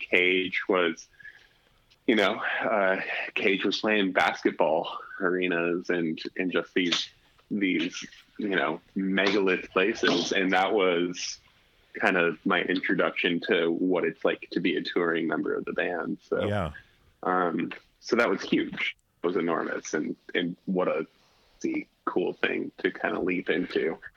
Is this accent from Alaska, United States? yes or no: yes; Alaska, United States; growing up in Alaska